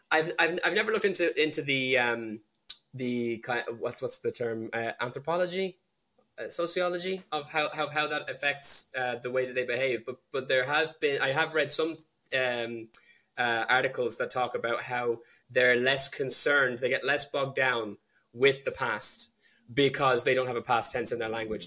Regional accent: Ireland; born or raised there; also born or lived in London / Wales

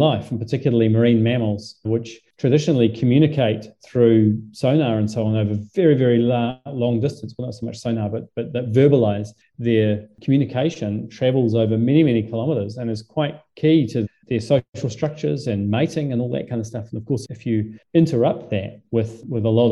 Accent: New Zealand; also born or lived in Southampton, England; I'm a Kiwi

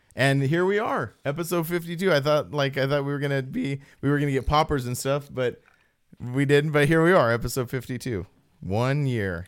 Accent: Apple Valley, California, United States; I'm from Apple Valley

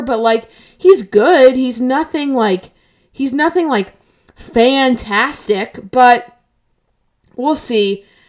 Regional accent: United States; I'm an American

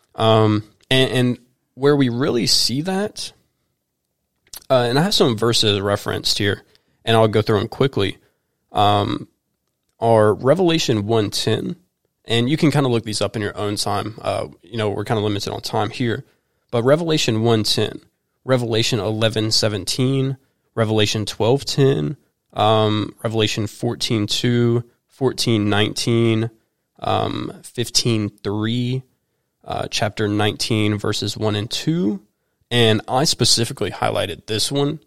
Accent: High Point, North Carolina, United States; now in Winston-Salem, United States; I was born in High Point, North Carolina, which is where our church is located.

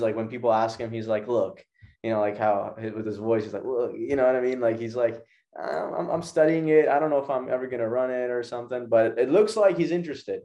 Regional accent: Pakistan; my home country of Pakistan

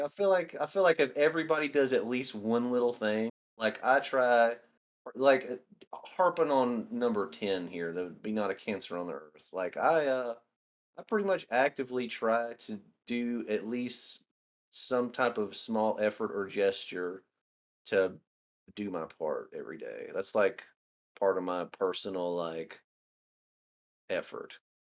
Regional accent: Northeast Alabama, United States; now in Tennessee, United States; I'm originally from Alabama, Northeast Alabama

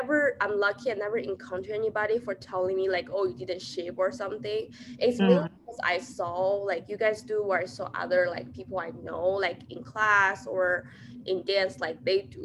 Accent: China; moved away; I grew up in China

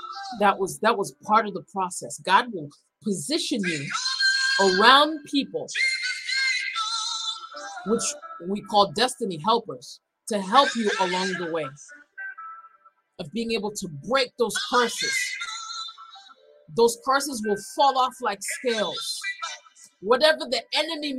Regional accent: Boston, Massachusetts, United States; growing up in an inner city, growing up in Boston

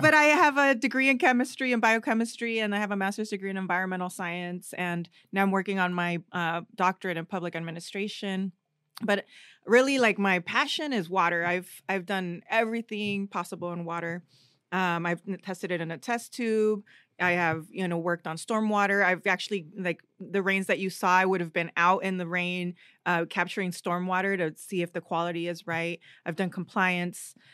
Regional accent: Riverside, California, United States; also born or lived in Durango, Mexico; I grew up in Riverside, that's where we landed, that's the place that accepted us and raised us.

